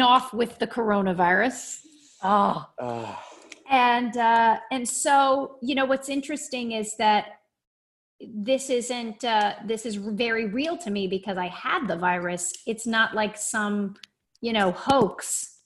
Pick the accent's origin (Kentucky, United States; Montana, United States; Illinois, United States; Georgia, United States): Kentucky, United States; Lexington; I am from Kentucky originally. I grew up in Lexington, Kentucky